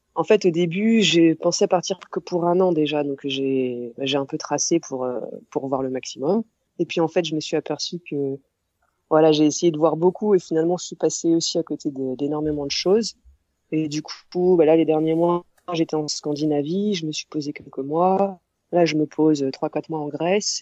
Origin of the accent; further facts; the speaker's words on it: Orléans, Centre-Val de Loire, France; j'ai 30 ans et euh, je viens d'Orléans, c'est à 100 km à peu près au sud de Paris.